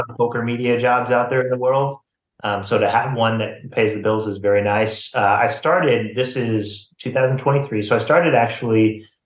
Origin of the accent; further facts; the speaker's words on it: Missouri, United States; I grew up in Missouri.